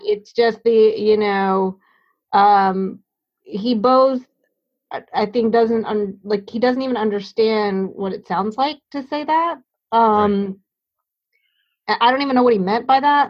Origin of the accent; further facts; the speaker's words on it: Hampton, Virginia, United States; now in New Haven, United States; where I was growing up in Hampton, Virginia